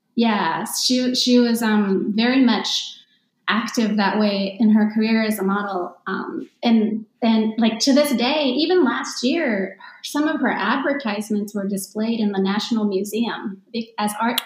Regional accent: Tokyo, Japan; I was born and raised in Tokyo, Tokyo area anyway, um, because I grew up going to international school

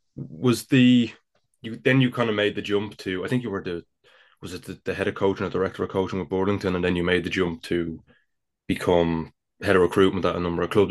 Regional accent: Ireland; I'm clearly from the Republic of Ireland

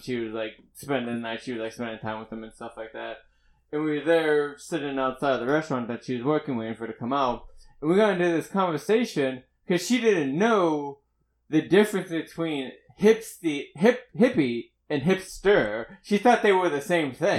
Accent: Pittsburgh, Pennsylvania, United States; moved away; I wasn't from around here, I was from Pittsburgh

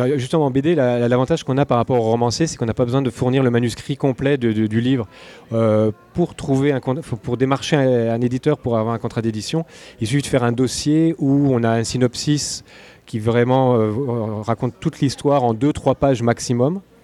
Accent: Burgundy, Bourgogne-Franche-Comté, France; moved away as an adult; also born or lived in Antilles; now in Quebec, Canada; Je suis né en Bourgogne. Là, où on fait du bon vin

